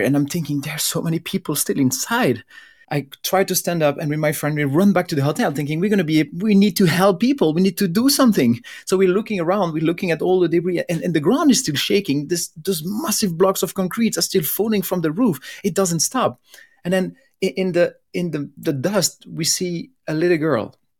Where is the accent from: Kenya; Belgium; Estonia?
Belgium; I'm from Belgium